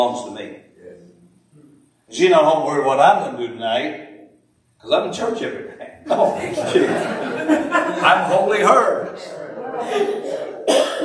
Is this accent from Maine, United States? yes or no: yes; Maine, United States; I'm from Maine